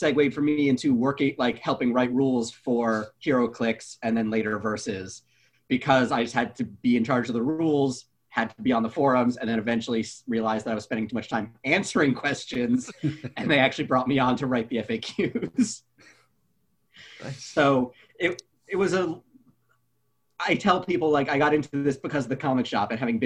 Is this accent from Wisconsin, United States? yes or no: yes; Madison, Wisconsin, United States; I grew up in Madison